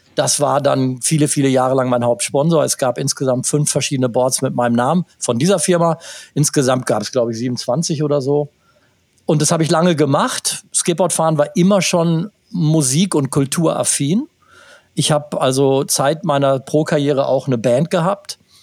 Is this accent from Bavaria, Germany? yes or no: no; Gütersloh, North Rhine-Westphalia, Germany; hier in meiner Heimatstadt